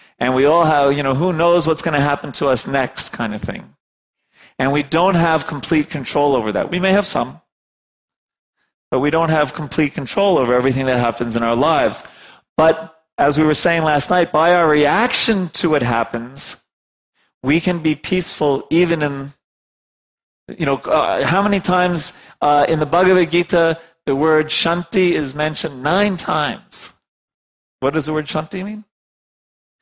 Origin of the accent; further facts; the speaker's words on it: New York, United States; I'm from New York